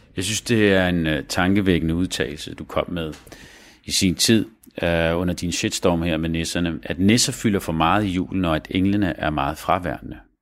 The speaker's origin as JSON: {"language": "Danish", "country": "Denmark"}